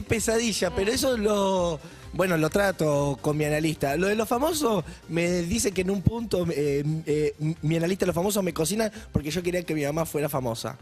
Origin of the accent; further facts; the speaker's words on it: Rosario, Santa Fe, Argentina; Yo soy de Rosario y estudié como varias cosas